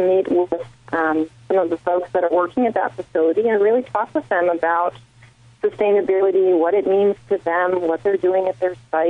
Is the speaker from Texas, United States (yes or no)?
no; Washington, United States; moved away; I'm originally from Washington State, so Seattle has a sweet spot in my heart here